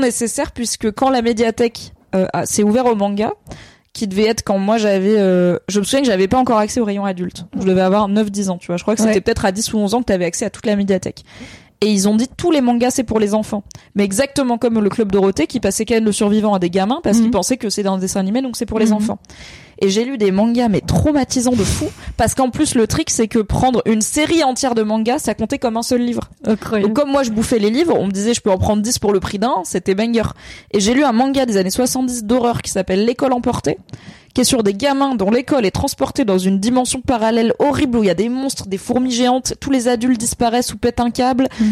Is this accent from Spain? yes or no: no; Valence, Auvergne-Rhône-Alpes, France; j'ai grandi à Valence dans la Drôme